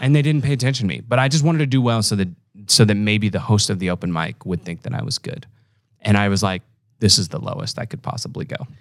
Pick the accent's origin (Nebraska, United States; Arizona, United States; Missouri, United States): Nebraska, United States; Omaha; I'm from Omaha